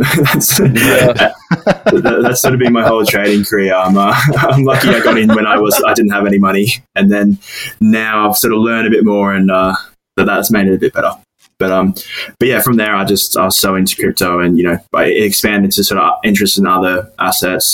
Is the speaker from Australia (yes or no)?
yes; Australia; moved away as an adult; now in United Kingdom; I'm originally from Australia, and basically how it works, I decided to move to the UK